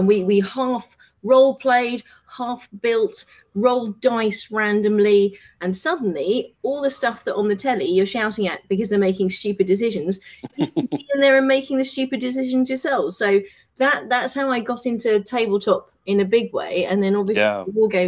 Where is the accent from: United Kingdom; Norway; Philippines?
United Kingdom; moved away; I'm from South originally